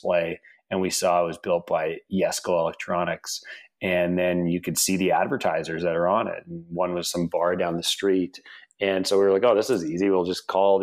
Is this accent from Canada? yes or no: yes; Canada; moved away as an adult; also born or lived in Russia / Los Angeles, United States; we immigrated from Russia to Canada when I was about 4 and a half